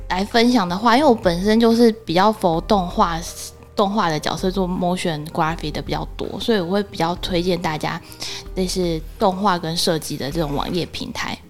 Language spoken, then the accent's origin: Chinese; Taiwan; 身为台湾人